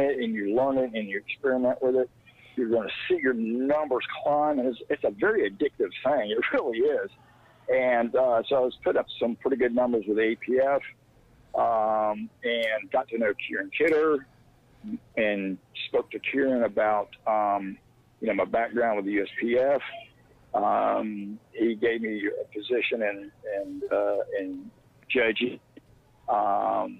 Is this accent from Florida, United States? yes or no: yes; Jacksonville, Florida, United States; I'm from Jacksonville, Florida